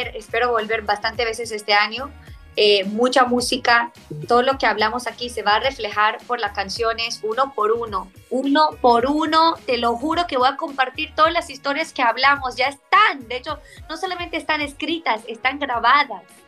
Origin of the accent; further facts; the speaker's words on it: Israel; Spanish is a second language; now in Miami, United States; que soy de, Israel, que soy del Medio Oriente